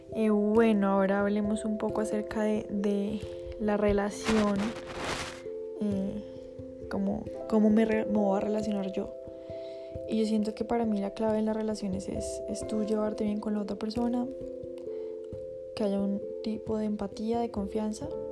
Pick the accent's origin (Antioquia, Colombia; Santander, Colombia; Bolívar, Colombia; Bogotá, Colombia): Bogotá, Colombia; Vivo con mi familia, soy de Bogotá, Colombia.